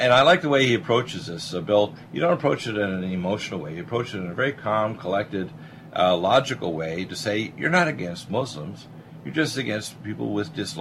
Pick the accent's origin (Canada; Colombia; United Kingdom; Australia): Canada; moved away; also born or lived in Detroit, Michigan, United States; I was born in Detroit but raised in Canada